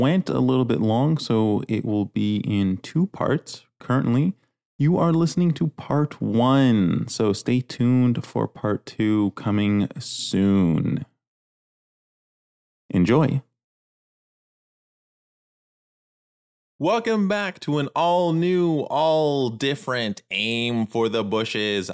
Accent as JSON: {"language": "English", "region": "Ontario", "country": "Canada", "tie": "born or raised there", "moved": "yes", "lives_now": "Quebec, Canada", "said": "I was not born in Quebec, but I've been living here for quite a while now. I was born next door in Ontario"}